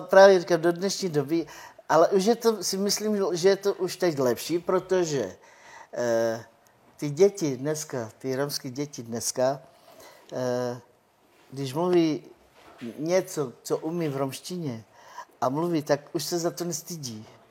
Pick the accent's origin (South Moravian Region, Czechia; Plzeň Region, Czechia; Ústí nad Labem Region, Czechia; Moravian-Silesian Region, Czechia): Plzeň Region, Czechia; Rokycany; first language Romani; Czech is a second language; also born or lived in United Kingdom; já jsem se narodila už tady v Čechách